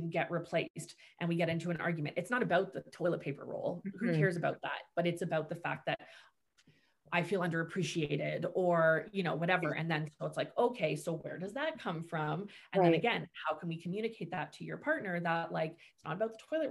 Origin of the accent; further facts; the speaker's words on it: Markham, Ontario, Canada; moved away as an adult; also born or lived in Oshawa; now in Bowmanville, Canada; I'm from Markham